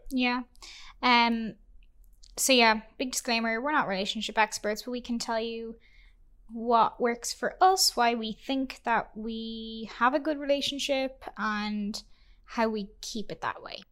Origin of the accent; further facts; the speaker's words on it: Ireland; now in Vancouver, Canada; we are an Irish couple